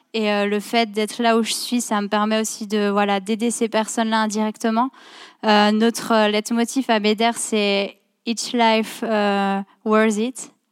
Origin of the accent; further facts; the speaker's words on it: France; moved away; je viens de France à la base.